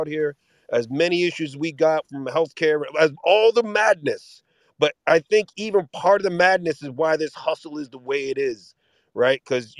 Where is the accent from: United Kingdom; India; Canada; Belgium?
Canada; Toronto, Ontario; moved away as an adult; now in United States; as a Canadian who moved to America 20 years ago and still goes back and forth and still does business in both places